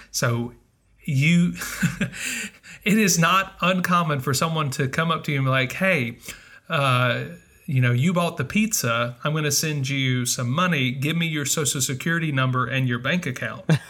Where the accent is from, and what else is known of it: United States; moved away as an adult; also born or lived in Mississippi / Northern Virginia